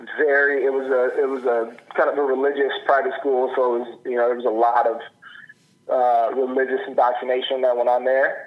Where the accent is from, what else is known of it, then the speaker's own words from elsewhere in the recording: Pinellas Park, Florida, United States; also born or lived in Tulsa, Oklahoma; now in Oregon, United States; my family and I moved to um, Pinellas Park, Florida, uh, which is across the bay from Tampa, essentially. And so I spent probably my formative years there in Pinellas Park